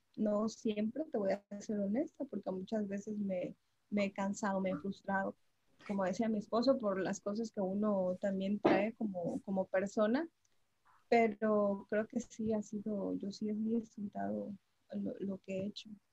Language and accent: Spanish; Tapachula, Chiapas, Mexico; somos originarios de Tapachula, Chiapas